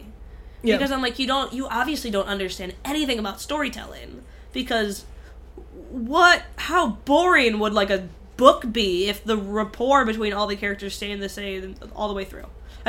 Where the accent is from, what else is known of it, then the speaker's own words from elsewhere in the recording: Michigan, United States; now in California, United States; we grew up in Michigan, which is definitely a different climate than California.